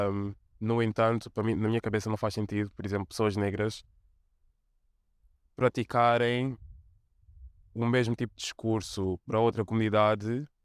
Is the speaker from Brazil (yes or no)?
no; Portugal; muito desafiante, porque obviamente um, estou inserida em duas comunidades marginalizadas e obviamente de um lado sofro racismo etc e do outro sofro de homofobia etc também um, e também ao que em Portugal não havia muita representatividade